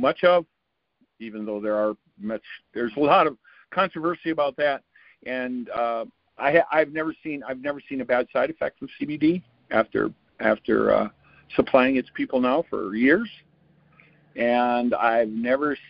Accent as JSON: {"language": "English", "region": "Wisconsin", "country": "United States", "said": "I'm a gentleman from Wisconsin"}